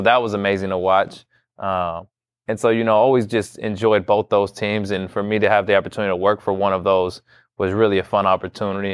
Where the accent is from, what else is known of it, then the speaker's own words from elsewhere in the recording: Bay Area, California, United States; moved away as an adult; now in Lawrence, United States; born and raised in California in the Bay Area, never moved outside of California